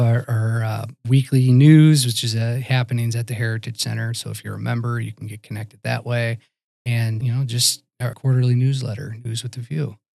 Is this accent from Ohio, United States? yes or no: no; St. Louis, Missouri, United States; moved away as an adult; also born or lived in Virginia; now in Wisconsin, United States; I myself grew up out of Saint Louis, Missouri